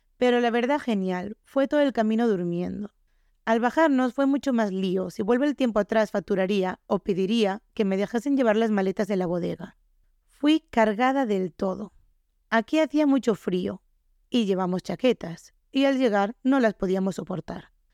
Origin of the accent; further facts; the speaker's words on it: Galicia, Spain; nosotros somos de Galicia